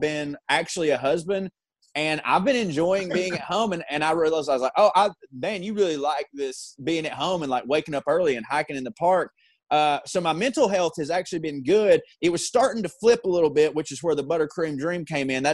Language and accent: English; Georgia, United States; for the past 4 years living in Georgia